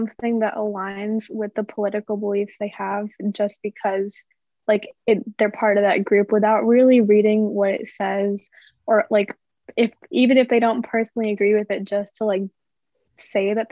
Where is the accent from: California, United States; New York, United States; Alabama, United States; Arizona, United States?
Arizona, United States; Phoenix; I'm from Phoenix, Arizona